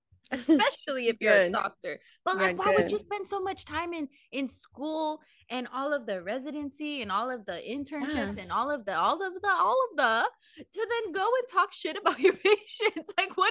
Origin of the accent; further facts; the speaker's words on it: California, United States; So it just it hits home being that we're from the Bay and it's like it's close to home, I guess.